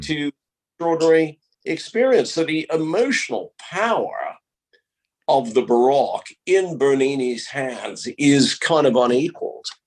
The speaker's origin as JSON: {"language": "English", "country": "United States", "tie": "born or raised there", "said": "where I grew up in America"}